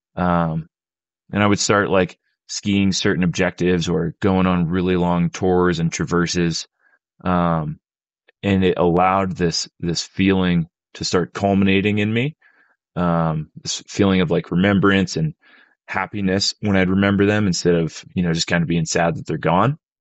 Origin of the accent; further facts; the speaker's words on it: Pennsylvania, United States; moved away; I, I grew up in Pennsylvania